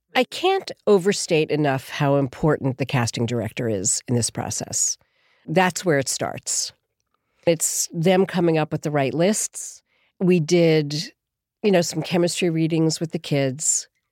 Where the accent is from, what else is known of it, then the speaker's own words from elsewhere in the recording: Philadelphia, Pennsylvania, United States; moved away as an adult; also born or lived in Boston / New York; I grew up in Philadelphia, actually